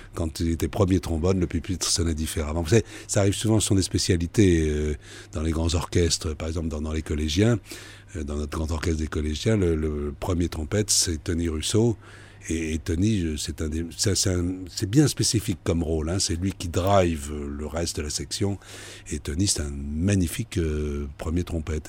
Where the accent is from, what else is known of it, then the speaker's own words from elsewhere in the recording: France; on est en France, je vis en France, je suis français